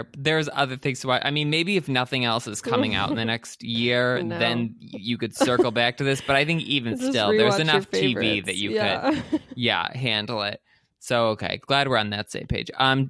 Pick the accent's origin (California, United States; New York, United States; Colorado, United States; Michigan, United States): Michigan, United States; I did not go to college at Michigan State, but I grew up near Michigan State, and both my parents did